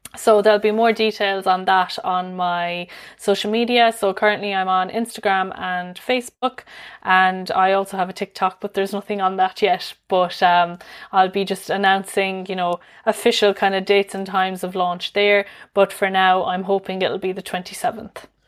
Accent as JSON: {"language": "English", "town": "Limerick", "region": "Munster", "country": "Ireland", "said": "I'm from Limerick myself."}